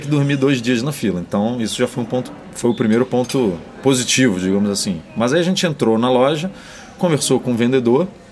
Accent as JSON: {"language": "Portuguese", "country": "Brazil", "said": "a gente é brasileiro"}